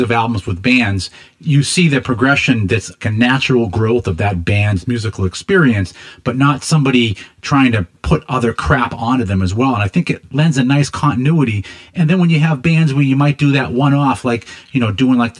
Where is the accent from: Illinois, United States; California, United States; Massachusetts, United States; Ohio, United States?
Massachusetts, United States; Boston; I'm a Boston guy.